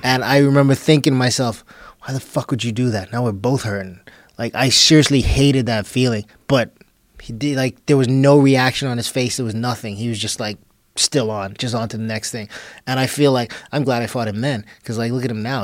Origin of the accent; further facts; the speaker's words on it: Bahamas; moved away; also born or lived in Texas; I'm this kid from the Bahamas